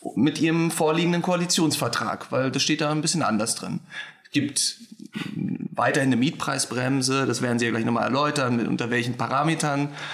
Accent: Berlin, Germany; als gebürtiger Berliner

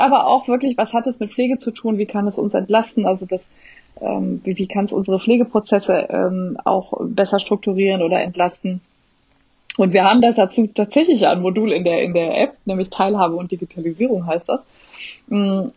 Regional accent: Germany; also born or lived in Netherlands; Ich bin ja dort geboren auch und äh, bin aber deutsch in Deutschland sozialisiert

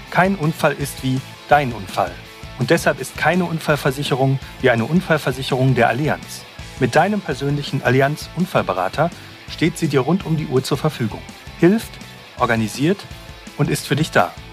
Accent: North Rhine-Westphalia, Germany; unter anderem in meiner Heimat im Ruhrgebiet.

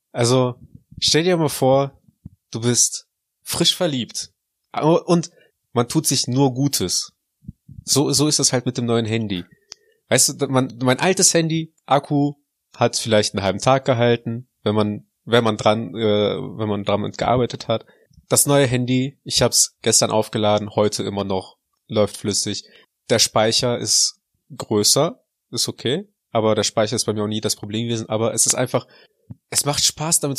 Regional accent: Russia; born there; Ich, ich bin deutsch geboren. Ich bin in Russland geboren, aber deutsch erzogen.

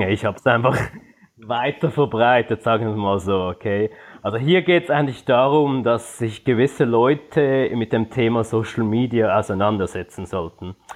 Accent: Switzerland; now in Singapore; man hört es von meinem Akzent, ich bin Schweizer, bin derzeit aber in Singapur.

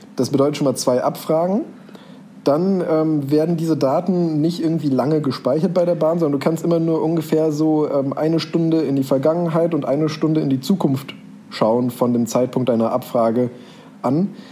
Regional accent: near Bonn, North Rhine-Westphalia, Germany; wo bist du geboren? In der Nähe von Bonn

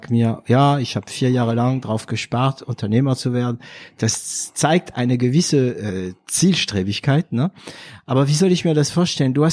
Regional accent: northern France, France; Also ich komme aus Nordfrankreich. Das wissen meine Zuhörer, ähm, du aber noch nicht. Und ähm, theoretisch habe ich auch ein ganz schlimmen Dialekt.

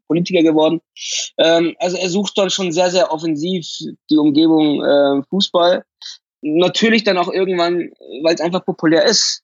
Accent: Munich, Bavaria, Germany; ich bin in München geboren, ich bin in München aufgewachsen, alles hier

